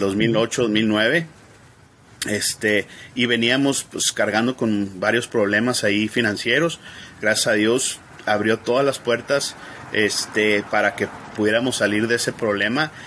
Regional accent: Ciudad Juárez, Chihuahua, Mexico; moved away as an adult; now in El Paso, United States; yo me crié en Ciudad Juárez, eh, desde pequeño, pues mis padres ahí vivían en Ciudad Juárez y eh, yo nací aquí en El Paso, cuando me casé me vine para acá

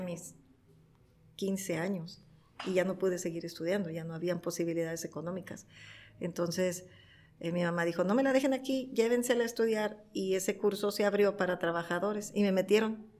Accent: Tijuana, Baja California, Mexico; Nacida en Tijuana, creada en Tijuana toda mi vida en Tijuana

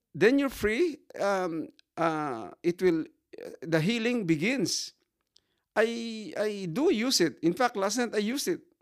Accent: Sagay, Negros Occidental, Philippines; I am from Fabrica Sagay in Negros.

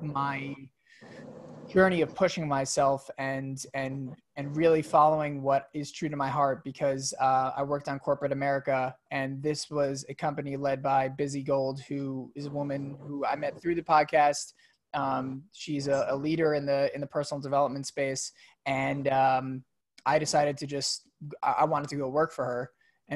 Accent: New York, United States; I grew up in New York

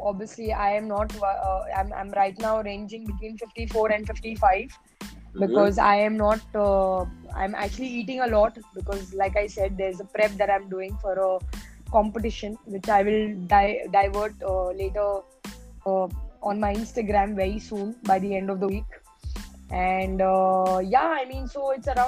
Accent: Mumbai, Maharashtra, India; I'm very much born and raised in Mumbai

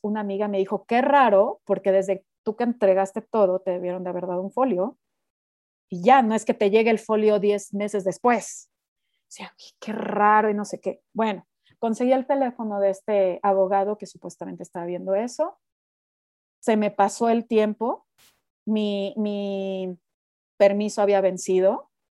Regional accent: Mexico; moved away as an adult; also born or lived in United States; yo soy una mexicana muy rara

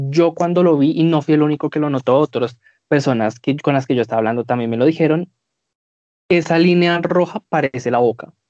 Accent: Colombia; nosotros somos colombianos

